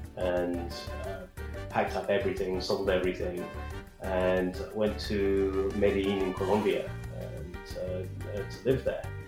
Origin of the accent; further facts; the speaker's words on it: United Kingdom; also born or lived in San Francisco Bay Area, United States; now in Austin, United States; I'm a Brit who's living in Austin, Texas.